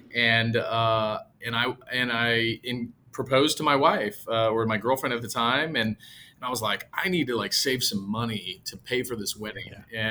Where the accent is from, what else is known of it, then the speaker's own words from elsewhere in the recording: San Jose, California, United States; moved away as an adult; now in Texas, United States; San Jose, California, all my family, much, uh, many of my friends and colleagues are still there.